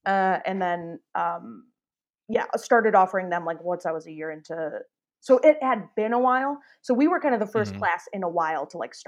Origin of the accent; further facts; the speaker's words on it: Detroit, Michigan, United States; So I am from Michigan, Detroit area.